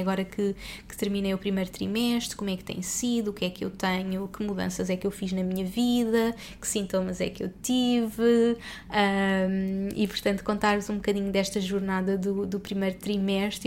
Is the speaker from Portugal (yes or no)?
yes; Portugal; moved away as an adult; also born or lived in Dubai; somos portugueses pelo mundo, que estamos há anos fora